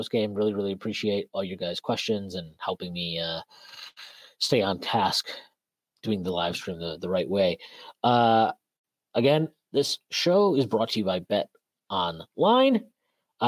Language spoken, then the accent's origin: English; New York, United States; I was born in New York